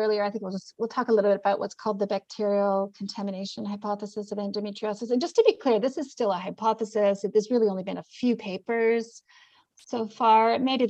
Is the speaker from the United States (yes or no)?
no; Canada; accent: mixed; also born or lived in New Zealand; It's American versus, I have a mixed accent, actually. I'm Canadian/New Zealand.